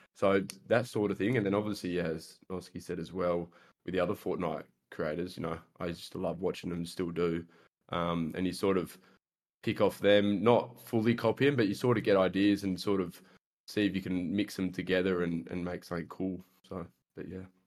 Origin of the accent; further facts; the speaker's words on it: Australia; I'm an Australian, I guess you could say, content creator.